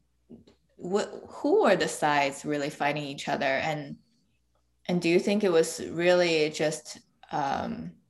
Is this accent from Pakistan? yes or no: no; China; growing up in China